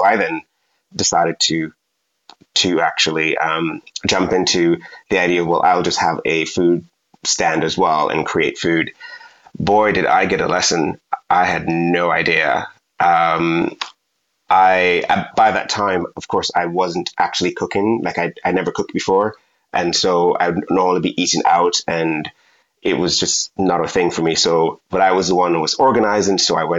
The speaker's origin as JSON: {"language": "English", "country": "Jamaica", "said": "And being that I'm from Jamaica, got really excited and there was a massive queue."}